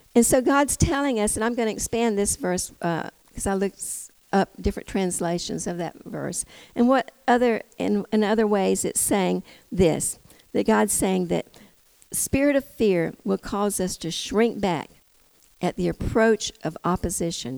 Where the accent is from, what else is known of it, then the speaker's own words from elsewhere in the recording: United States; also born or lived in Tennessee; I'm from Georgia, Tennessee